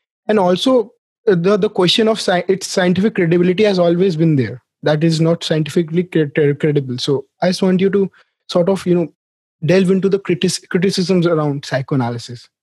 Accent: India; I'm coming from India. We are basically collectivistic culture.

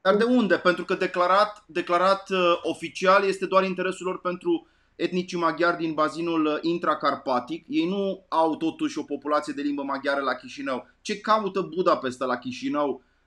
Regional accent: Arad, Arad County, Romania; eu am copilărit la Arad

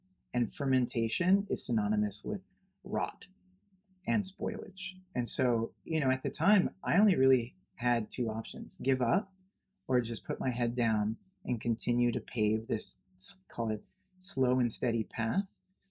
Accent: Los Angeles, California, United States; I grew up in Bel Air, Beverly Hills.

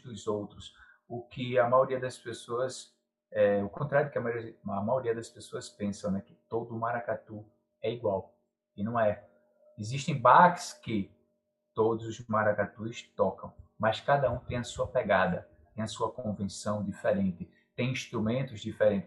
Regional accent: João Alfredo, Pernambuco, Brazil; now in Recife, Brazil; sou do interior de Pernambuco, uma cidade chamada João Alfredo

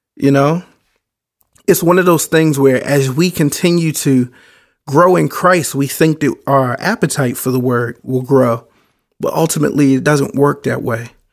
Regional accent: Baltimore, Maryland, United States; I grew up in Baltimore.

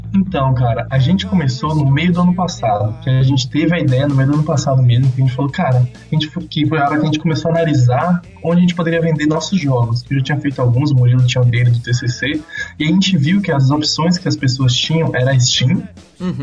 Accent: Salvador, Bahia, Brazil; now in Ribeirão Preto, Brazil; eu sou de Salvador, Bahia, só que atualmente mora em Ribeirão

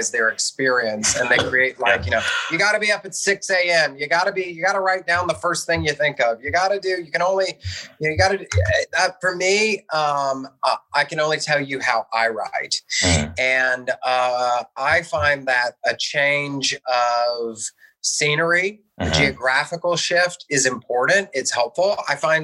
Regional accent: Louisville, Kentucky, United States; I was born in Louisville, Kentucky

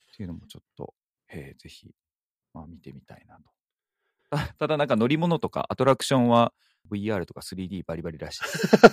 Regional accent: Miyazaki, Japan; moved away; 私の故郷、宮崎の方ではですね

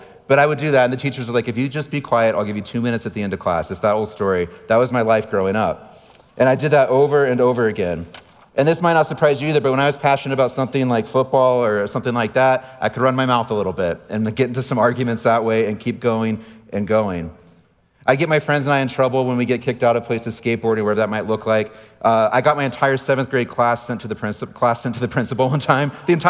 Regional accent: San Diego, California, United States; As a kid, I grew up in San Diego. And maybe you have some stereotypes of what people from San Diego are like, and I fit almost all of them, and that's okay.

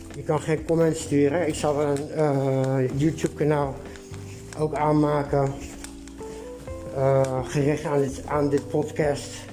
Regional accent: Netherlands; Van het woonwagenkamp waar ik geboren ben, waar Bets Tracé, de gevaarlijkste man van Nederland, ook is opgegroeid

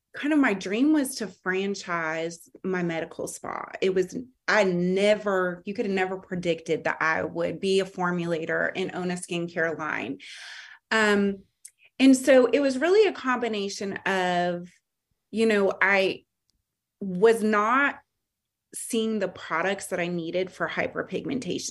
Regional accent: California, United States; now in Charlotte, United States; growing up in California

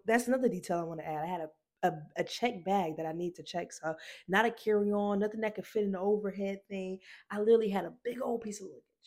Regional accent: Decatur, Georgia, United States; also born or lived in Atlanta, Georgia; I'm from Decatur, Georgia

